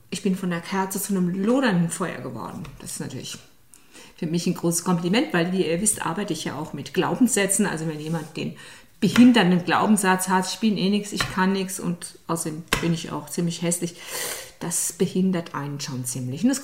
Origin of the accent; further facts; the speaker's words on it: Saarland, Germany; ich bin ja aus dem Saarland